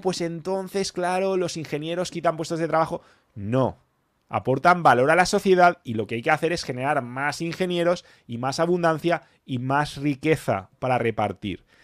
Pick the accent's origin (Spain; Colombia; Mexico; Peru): Spain; yo soy español